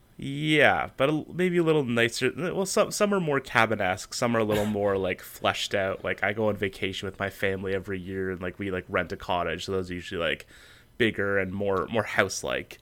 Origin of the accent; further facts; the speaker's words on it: Canada; my home country.